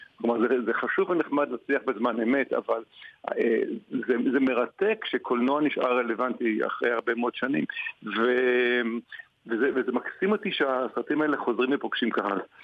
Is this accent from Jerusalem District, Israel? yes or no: no; Tel Aviv, Tel Aviv District, Israel; אני גדלתי בתל אביב, עיר מאוד מאוד אהובה עליי